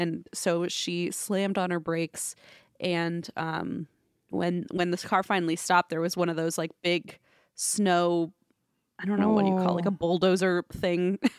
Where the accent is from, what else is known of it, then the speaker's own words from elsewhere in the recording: Alaska, United States; now in London, United Kingdom; Between growing up in Alaska and now living in London, I've got some other spooky tales